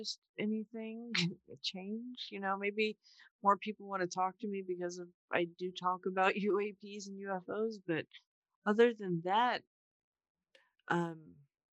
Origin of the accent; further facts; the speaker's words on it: Orange County, California, United States; I am from Orange County